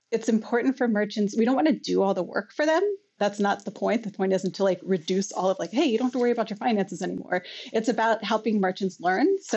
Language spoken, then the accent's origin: English; United States; moved away as an adult; now in Canada; I'm from the States originally